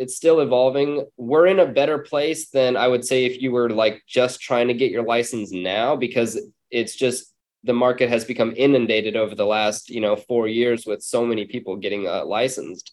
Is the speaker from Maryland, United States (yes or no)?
no; San Diego, California, United States; also born or lived in Long Beach, California; I'm from San Diego and in California, and we're up in Long Beach now.